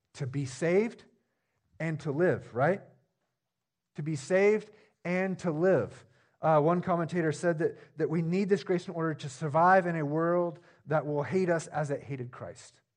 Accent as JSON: {"language": "English", "town": "Jefferson", "region": "Oregon", "country": "United States", "tie": "born or raised there", "lives_now": "Stayton, United States", "said": "I grew up in a small town, even smaller than this one. I grew up in Jefferson"}